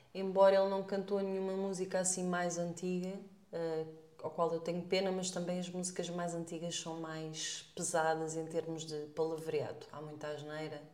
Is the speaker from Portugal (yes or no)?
yes; Portugal; nós somos tugas